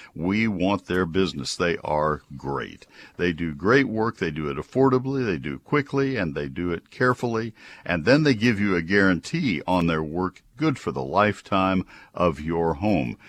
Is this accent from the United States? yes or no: yes; College Station, Texas, United States; when I was a kid, uh, in growing up in College Station